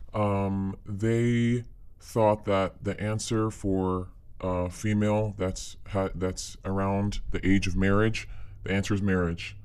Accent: United States; I was born here in the States

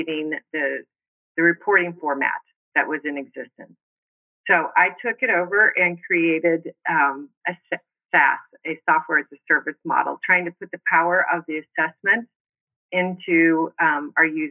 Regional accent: Missouri, United States; moved away as an adult; also born or lived in Arizona; now in Scottsdale, United States; I'm originally from Missouri. I moved to Arizona to attend ASU

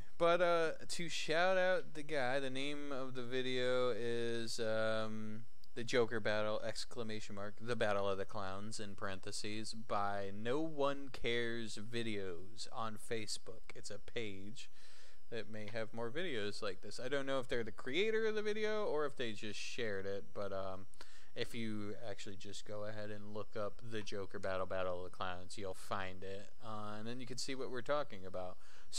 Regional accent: Kentucky, United States; I'm from Kentucky, you know?

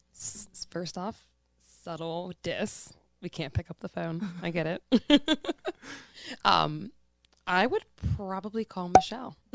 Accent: Pittsburgh, Pennsylvania, United States; I'm born and raised, um, in the east side of Pittsburgh.

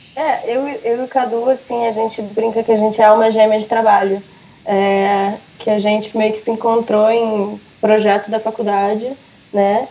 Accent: Brazil; o fato de eu ter nascido do Brasil

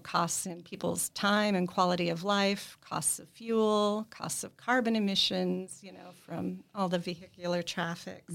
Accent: South Dakota, United States; also born or lived in Arizona; now in Newbury, Vermont, United States; I lived in um, Arizona for a little over 20 years, and I grew up in South Dakota.

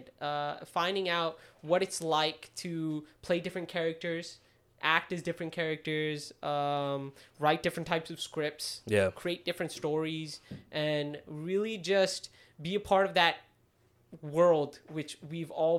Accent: United States; we were both born in the U.S.

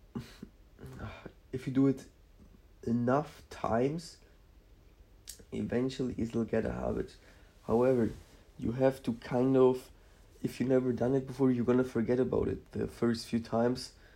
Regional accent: Szczecin, West Pomeranian Voivodeship, Poland; now in Germany; I was born in Poland, um, near the, um, what's it called? Near the uh, border between um, Poland and Germany

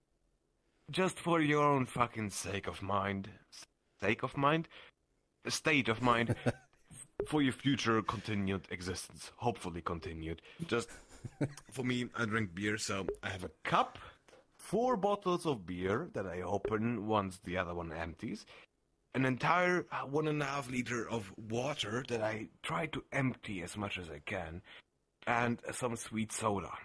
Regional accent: Germany; I'm German.

